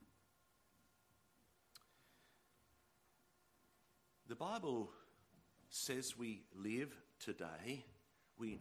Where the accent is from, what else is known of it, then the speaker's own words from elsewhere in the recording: Sydney, New South Wales, Australia; I'm from Sydney